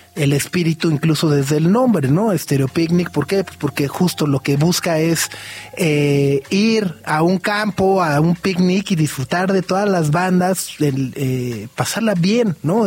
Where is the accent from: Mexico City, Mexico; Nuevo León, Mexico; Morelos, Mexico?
Mexico City, Mexico; Ya como chilango